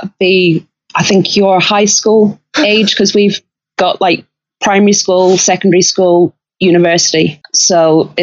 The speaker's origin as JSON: {"language": "English", "region": "Northern Ireland", "country": "United Kingdom", "tie": "born or raised there", "accent": "Irish", "moved": "yes", "said": "I grew up in in one of the parts of Ireland that wanted to stay with Southern Ireland"}